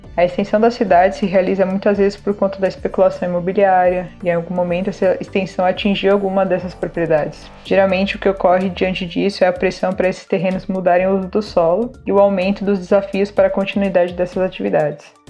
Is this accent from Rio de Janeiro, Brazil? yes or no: no; São Paulo, Brazil; moro na Zona Leste, vivi a vida inteira aqui, em São Paulo.